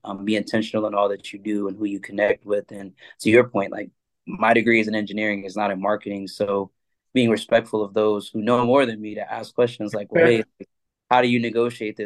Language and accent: English; Atlanta, Georgia, United States; I'm from Atlanta originally